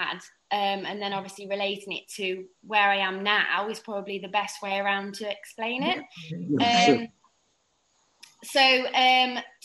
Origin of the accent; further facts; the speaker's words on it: England, United Kingdom; moved away as an adult; also born or lived in St. Lucia; now in Saint Lucia; I'm from England. You can probably hear with my accent